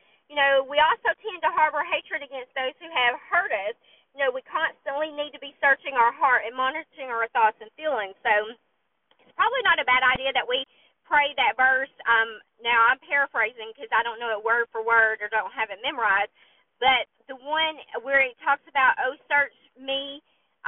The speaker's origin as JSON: {"language": "English", "region": "the South", "country": "United States", "said": "I'm from the South, and there's an unspoken rule here"}